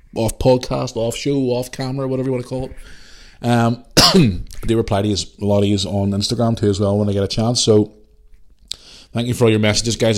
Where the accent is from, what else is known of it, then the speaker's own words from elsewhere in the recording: Belfast, Northern Ireland, United Kingdom; I'm from Belfast.